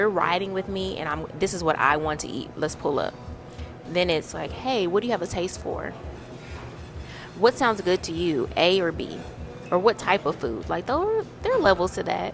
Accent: Louisiana, United States; we're from Louisiana

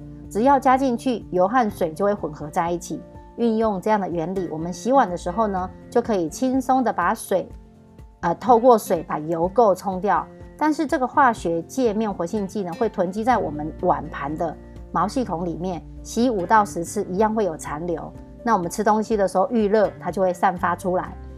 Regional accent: Miaoli County, Taiwan; 大家好，我是苗栗的

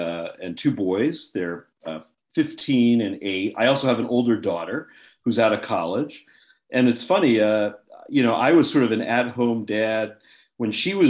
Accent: Maryland, United States; it's really nice to sort of come back to my, you know, my home state as a grown-up. I never really lived in Maryland.

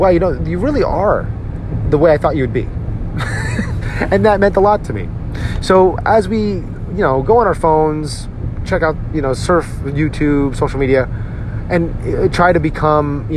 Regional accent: Edison, New Jersey, United States; my hometown, Edison, New Jersey, where I grew up

